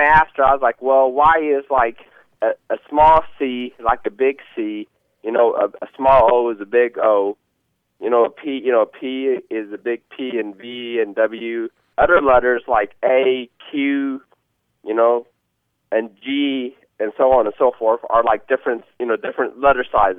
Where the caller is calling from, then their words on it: Green Bay, Wisconsin, United States; English is a second language; I'm calling from Green Bay, Wisconsin.